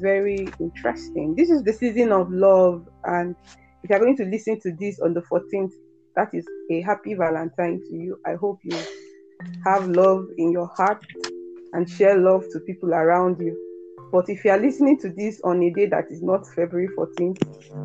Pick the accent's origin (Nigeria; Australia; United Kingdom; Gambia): Nigeria; We are Nigerians